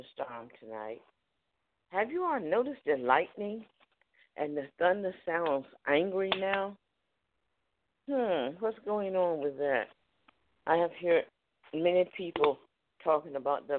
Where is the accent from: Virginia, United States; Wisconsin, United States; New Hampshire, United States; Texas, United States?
Virginia, United States; Newport News; moved away; also born or lived in Charlotte, North Carolina; I was raised up in Newport News